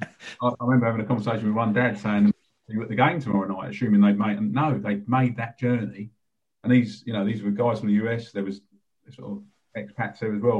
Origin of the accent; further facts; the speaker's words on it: London, United Kingdom; also born or lived in Lewisham / North Kent; Grew up in a sort of a working class family in southeast London